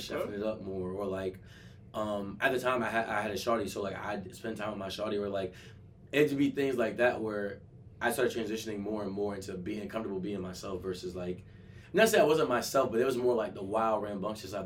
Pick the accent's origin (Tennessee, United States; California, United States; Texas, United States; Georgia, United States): Georgia, United States; Atlanta; moved away; I'm from Atlanta. Like I'm from the South